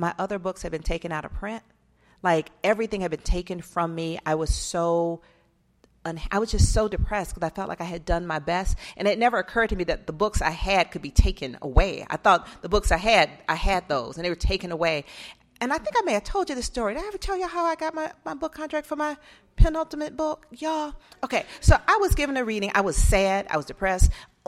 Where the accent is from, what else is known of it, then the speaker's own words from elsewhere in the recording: Atlanta, Georgia, United States; And that's when I wrote my first book about growing up in Atlanta during the child murders.